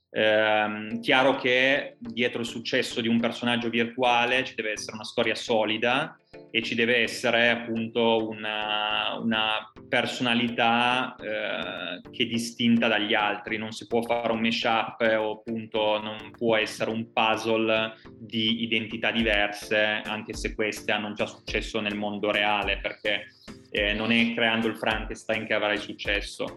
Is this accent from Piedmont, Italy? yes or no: yes; Turin, Piedmont, Italy; noi siamo i, eh, italiani, ma in primis eh, siamo di Torino